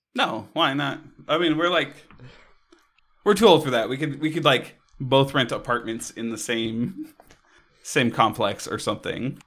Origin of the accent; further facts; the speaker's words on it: Hawaii, United States; I grew up in Hawaii